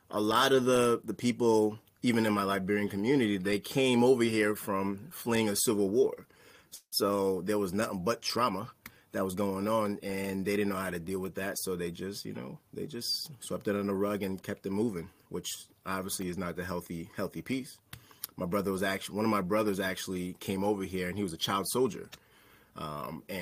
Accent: New York City, New York, United States; I was born and raised in New York. Um, I was raised in Staten Island, New York. Um, so called Park Hill. Uh, if you're familiar with … Shaolin, that's where I grew up. Um, it was an underprivileged area. Um, I grew up to immigrant parents

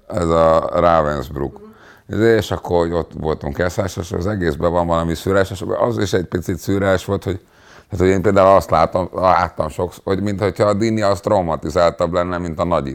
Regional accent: Hungary; Nem fontosabb az, hogy én zsidó vagyok, mint hogy magyar vagyok, mert itt élek

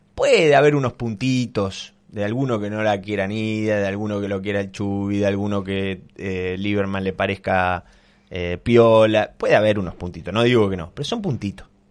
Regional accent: Argentina; Argentina es Argentina, tenemos una realidad distinta, somos todos pillos

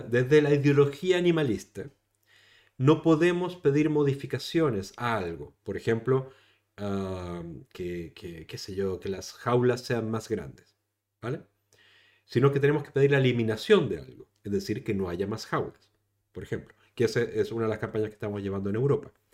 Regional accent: Chile; now in Spain; yo soy chileno, saben que soy chileno

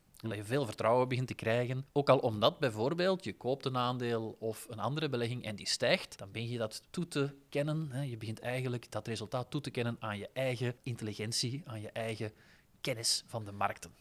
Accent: Flanders, Belgium; We zijn eerder geneigd om daarin te investeren, als Vlaming

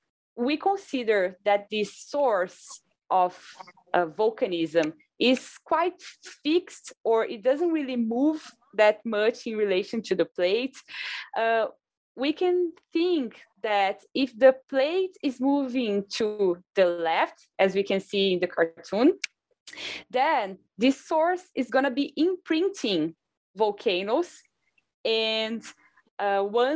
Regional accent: Brazil; moved away as an adult; now in Hawaii, United States; I am from Brazil

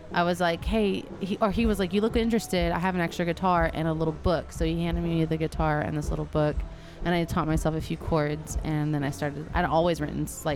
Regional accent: Temple, Texas, United States; also born or lived in Gatesville, Texas; I grew up in Temple, Belton area until I was in high school, and then I moved to Gatesville

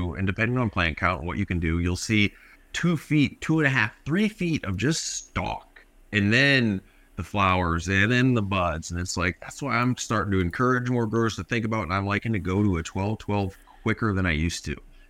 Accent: Canada; We're Canadian.

